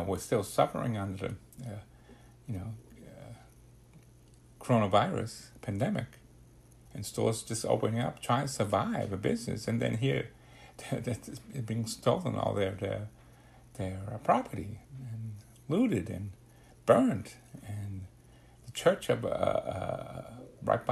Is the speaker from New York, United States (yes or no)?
yes; New York City, New York, United States; growing up in the Bronx, we were living in my grandmother's house in the basement